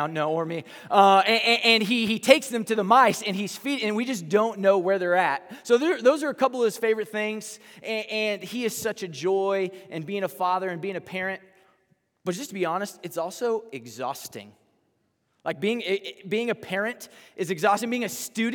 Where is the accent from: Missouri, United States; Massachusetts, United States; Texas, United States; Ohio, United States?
Texas, United States; accent: southern twang; moved away; I'm from Texas, and so I'm probably gonna say y'all sometime in here